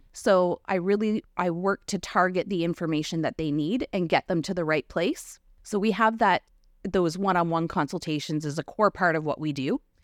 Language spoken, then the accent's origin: English; Kettle and Stony Point First Nation, Ontario, Canada; also born or lived in London, Ontario / North Bay, Ontario / Kenora, Ontario; now in Kincardine, Canada; I grew up in Kettle and Stony Point, First Nation